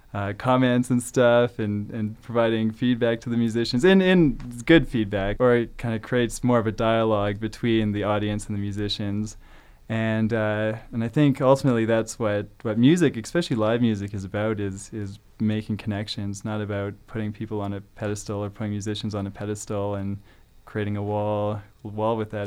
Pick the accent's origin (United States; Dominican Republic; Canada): Canada; Calgary, Alberta; moved away as an adult; now in Prince George, Canada; I grew up in Calgary